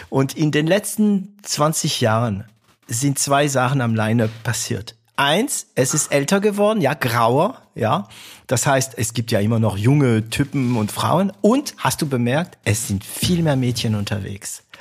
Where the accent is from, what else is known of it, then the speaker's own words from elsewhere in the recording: Baden-Württemberg, Germany; ich bin Schwabe, auch wenn es ein paar Leute dazu bringt zu schmunzeln, wenn ich das sage. Ich bin Schwabe, ich bin stolzer Schwabe und auch immer noch von Stuttgart begeistert.